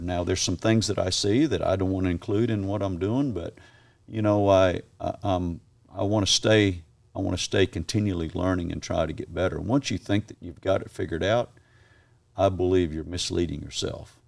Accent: Australia; moved away; also born or lived in Kissimmee, Florida, United States; I was raised in Australia

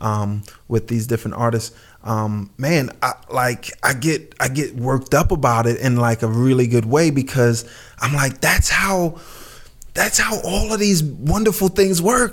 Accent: New York City, New York, United States; where I lived in, where I grew up in Brooklyn.

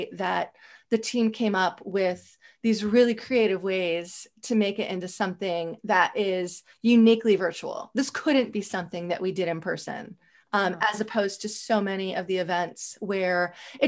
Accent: Howard County, Maryland, United States; I grew up in Howard County.

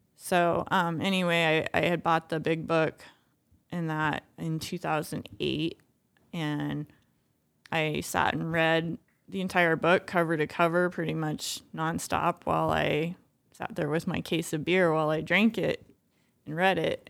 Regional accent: Boulder, Colorado, United States; I grew up in Boulder

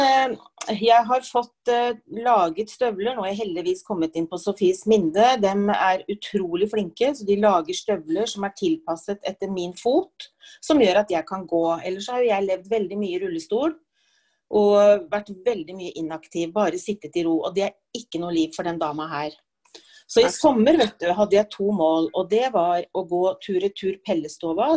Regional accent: Oslo, Norway; moved away as an adult; now in Gjøvik, Norway; Født og oppvokst i Oslo, men jeg har bodd på Gjøvik nå i over 30 år

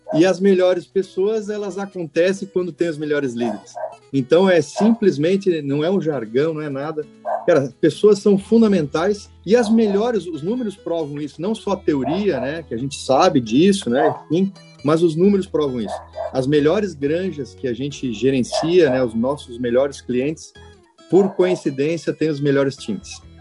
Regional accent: Xanxerê, Santa Catarina, Brazil; moved away as an adult; also born or lived in Florianópolis; eu tenho muito orgulho de dizer que eu sou colono de Xanxerê. Eu sou do oeste de Santa Catarina, eu nasci lá

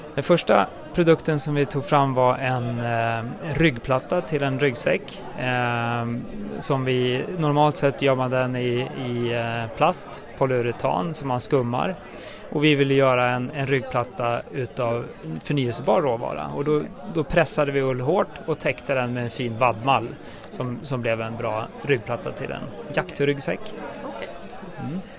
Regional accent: outside Enköping, Uppsala County, Sweden; utanför Enköping, då, där jag är uppvuxen.

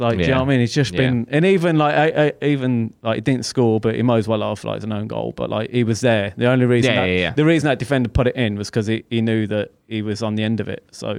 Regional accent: England, United Kingdom; especially England as well. And I think this is why we used to be very like, you know, we're English, we won't go down.

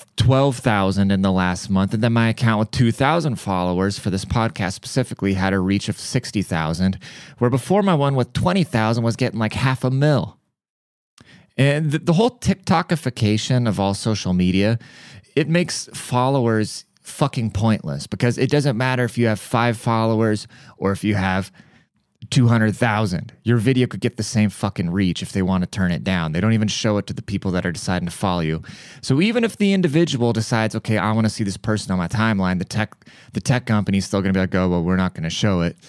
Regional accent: United States; as an American, like, as a privileged American

